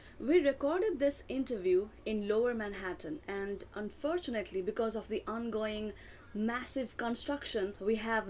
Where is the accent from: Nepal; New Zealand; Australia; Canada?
Nepal; now in New York City, United States; I come from Nepal.